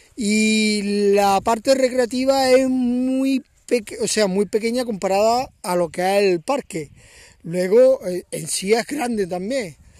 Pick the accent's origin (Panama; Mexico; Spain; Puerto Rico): Spain; Córdoba, Andalusia; now in Valle de los Pedroches, Spain; yo soy de Córdoba, Córdoba capital, aunque llevo eh, bastantes años viviendo en un pueblecito muy pequeño del Valle de los Pedroches